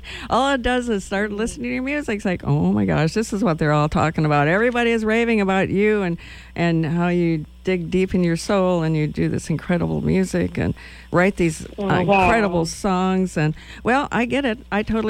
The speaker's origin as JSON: {"language": "English", "region": "Wisconsin", "country": "United States", "moved": "yes", "lives_now": "Lincoln, Nebraska, United States", "said": "I'm from Wisconsin. Not that that's like a metropolitan area"}